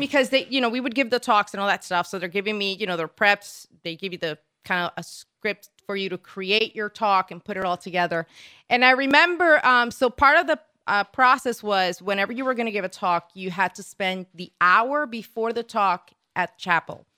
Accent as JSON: {"language": "English", "country": "Puerto Rico", "moved": "yes", "lives_now": "United States", "said": "I'm originally from Puerto Rico"}